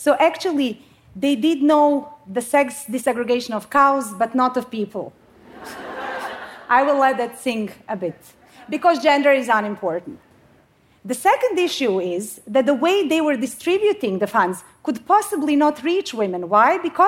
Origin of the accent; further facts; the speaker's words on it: Bosnia & Herzegovina; now in Sweden; So I come from Bosnia. I mean, I live in Sweden now, but you don't need to know my whole life story. But the story that I do want to share is from my home country.